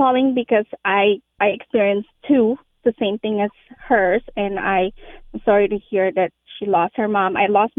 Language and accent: English; Philippines; now in Apple Valley, United States; I am Filipino.